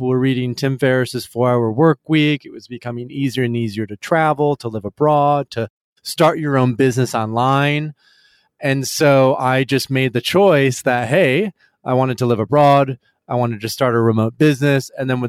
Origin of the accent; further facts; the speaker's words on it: Michigan, United States; West Michigan. So in a pretty like conservative, not conservative home, like but a very traditional church every Sunday, Protestant.